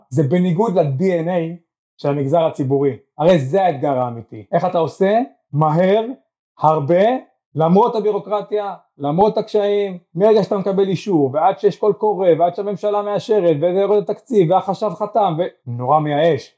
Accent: Eshkol Regional Council, Southern District, Israel; גם אני גדלתי פה, גרתי פה

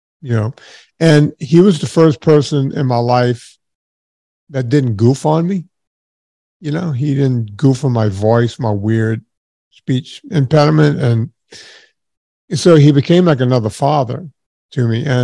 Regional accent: southern Louisiana, United States; I grew up in the smallest town ever in southern Louisiana

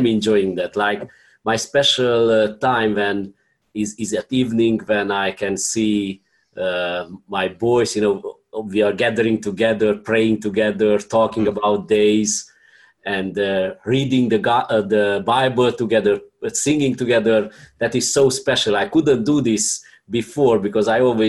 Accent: Romania; I am from Romania.

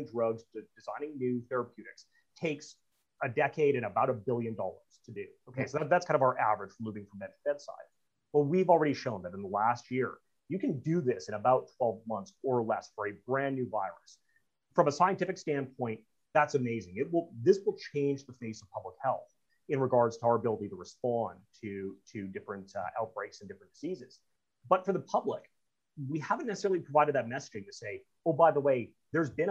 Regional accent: Canada; part of being a Canadian

